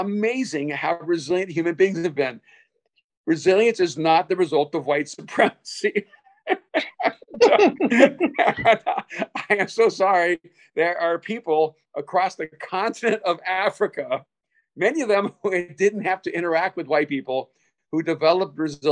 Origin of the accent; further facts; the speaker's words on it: El Salvador; English is a second language; moved away; I'm an immigrant from El Salvador. I had to learn a second language in a new society, a new culture with a new people